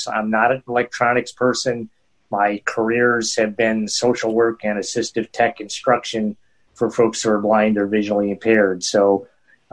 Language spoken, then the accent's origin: English; a small town north of Albany, New York, United States; now in Albany, United States; I grew up in a small town north of here and moved here after getting married.